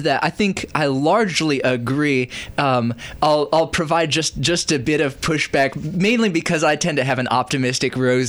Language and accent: English; Indonesia; And also, I grew up overseas in Indonesia, so there wasn't like a weather reason to think of Christmas as being particularly Christmassy.